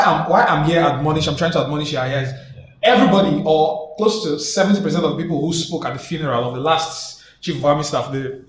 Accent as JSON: {"language": "English", "region": "Imo", "country": "Nigeria", "said": "I mean, I'm partly from Imo State"}